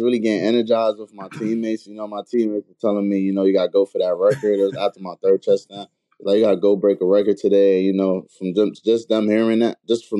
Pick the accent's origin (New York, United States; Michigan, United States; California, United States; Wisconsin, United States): New York, United States; New York City; Growing up in Brooklyn